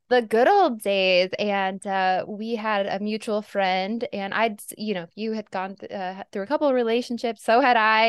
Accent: Arizona, United States; moved away; Arizona, but I grew up in a pretty nice area

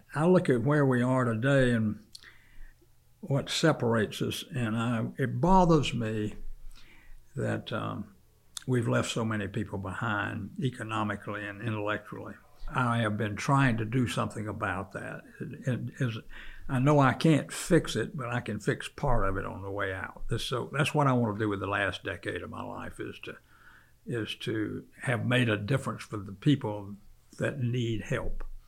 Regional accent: South Carolina, United States; now in Charlotte, United States; when I was a child, I grew up in South Carolina

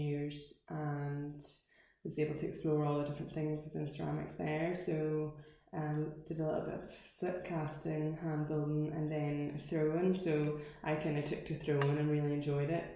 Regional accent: Portstewart, Northern Ireland, United Kingdom; I'm from Portster as well, so I probably actually started like my artistic career as a young artist in Flowerfield

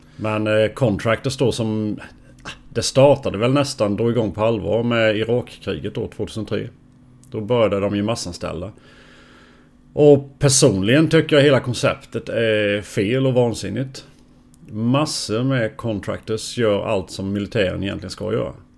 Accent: Forsholm, near Jönköping, Jönköping County, Sweden; jag i Forsholm. Det är två och en halv, ja, två mil från Jönköping drygt

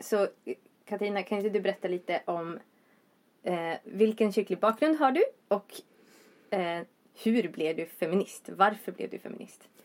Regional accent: Vindeln, Västerbotten County, Sweden; moved away as an adult; also born or lived in Gothenburg; now in Uppsala, Sweden; Från Västerbotten. Eh, Vindeln mer specifikt.

